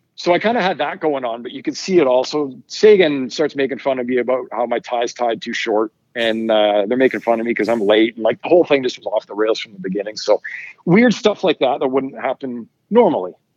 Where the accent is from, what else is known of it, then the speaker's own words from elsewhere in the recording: Ottawa, Ontario, Canada; moved away; also born or lived in Vancouver / Toronto; I, lived in Ottawa for a long time growing up